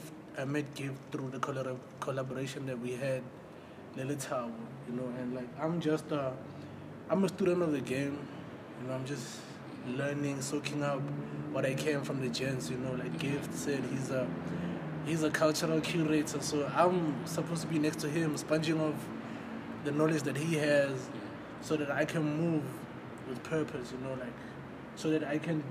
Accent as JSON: {"language": "English", "region": "Limpopo", "country": "South Africa", "tie": "born or raised there", "moved": "as an adult", "lives_now": "Johannesburg, South Africa", "said": "from born and bred in Limpopo, you know, came to Jersey 2018"}